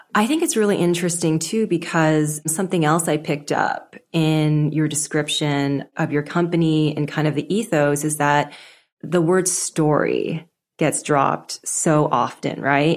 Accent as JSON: {"language": "English", "country": "Canada", "tie": "born or raised there", "said": "So I was born in Canada. I was first gen, but my parents mainly spoke Cantonese at home"}